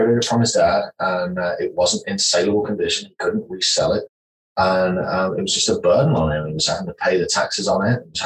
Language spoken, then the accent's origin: English; the north of England, United Kingdom; moved away as an adult; now in Texas, United States; I grew up in Northern England, in a little village about 150 people